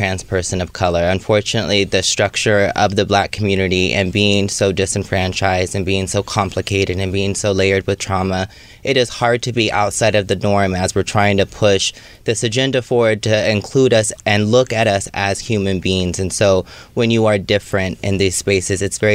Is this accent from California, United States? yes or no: yes; Sacramento, California, United States; also born or lived in Oakland / San Francisco; now in Los Angeles, United States; I'm from Sacramento, but most of my stopping was in Oakland and or San Francisco